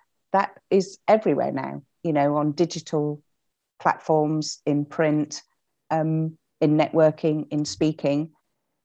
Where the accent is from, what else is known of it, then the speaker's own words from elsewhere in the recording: Hull, Yorkshire and the Humber, United Kingdom; moved away as an adult; also born or lived in Cirencester; I was from Hull. Came down, joined the grad scheme